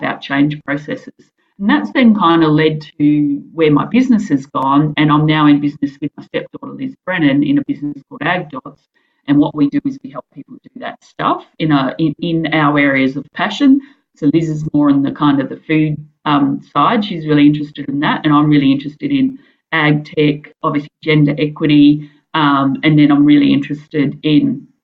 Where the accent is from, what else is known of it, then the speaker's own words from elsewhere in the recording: Chinchilla, Queensland, Australia; moved away as an adult; now in Western Australia, Australia; I'm originally from Chinchilla in Queensland, and I'm from a farming background